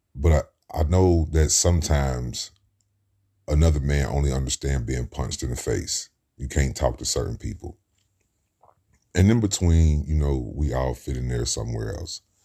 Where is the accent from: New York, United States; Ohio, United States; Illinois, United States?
Ohio, United States; Cincinnati; I grew up in Cincinnati, Ohio, in the Midwest.